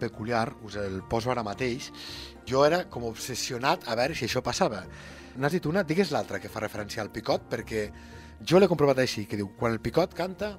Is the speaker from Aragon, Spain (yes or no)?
no; Lleida, Catalonia, Spain; som de l'Horta de Lleida